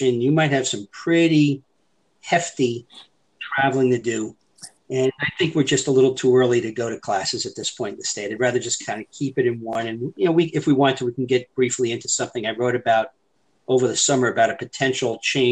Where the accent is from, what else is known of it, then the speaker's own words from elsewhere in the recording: Long Island, New York, United States; now in Florida, United States; I grew up on Long Island near Jones Beach